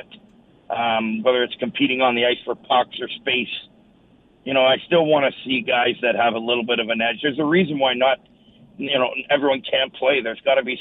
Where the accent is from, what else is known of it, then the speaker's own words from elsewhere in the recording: Sault Ste. Marie, Ontario, Canada; growing up in Sault Ste. Marie playing hockey